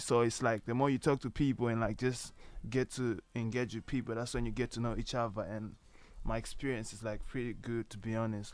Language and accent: English; Malawi; now in Ireland; I'm originally from Malawi.